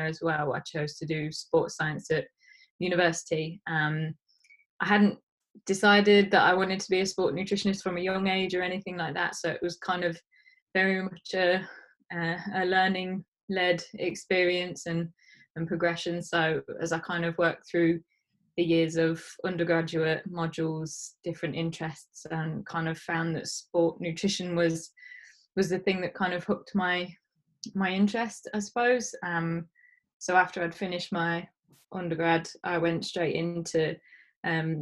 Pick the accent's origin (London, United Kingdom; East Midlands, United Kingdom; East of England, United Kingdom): East Midlands, United Kingdom; Leicester; moved away as an adult; now in Leeds, United Kingdom; I'm from Leicester. So after my master's, I'd kind of moved home for a period of time